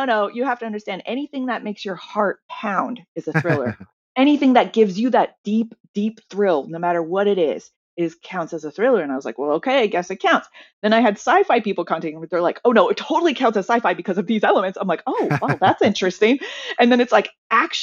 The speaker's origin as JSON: {"language": "English", "town": "Seattle", "region": "Washington", "country": "United States", "also_born_or_lived": "China", "moved": "as an adult", "said": "I'm also from Seattle"}